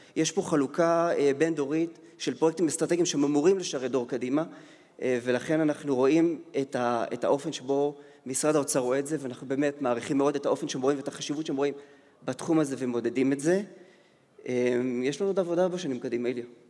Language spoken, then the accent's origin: Hebrew; Israel; אני ישראלי ש... שמממן בישראל, עובד בישראל